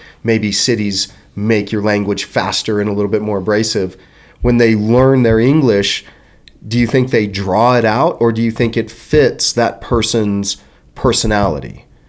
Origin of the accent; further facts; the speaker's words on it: Texas, United States; I'm from Texas, so I know that kind of accent a little better.